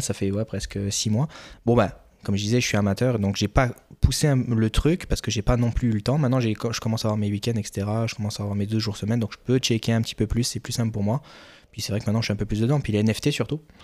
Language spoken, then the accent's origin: French; France; moved away as an adult; now in Quebec, Canada